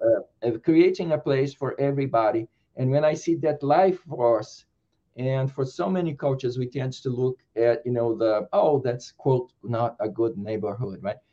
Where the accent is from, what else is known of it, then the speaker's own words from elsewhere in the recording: Brazil; I was born in Brazil